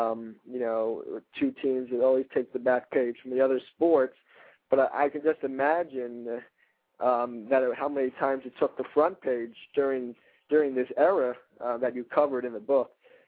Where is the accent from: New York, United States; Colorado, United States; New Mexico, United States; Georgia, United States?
New York, United States; New York City; I hear stories from around here because I'm from Brooklyn